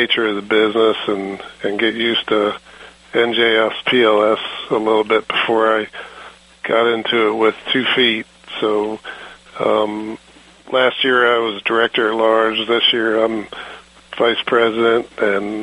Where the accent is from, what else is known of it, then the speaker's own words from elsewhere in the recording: Maryland, United States; moved away as an adult; now in New Jersey, United States; I'm originally from Maryland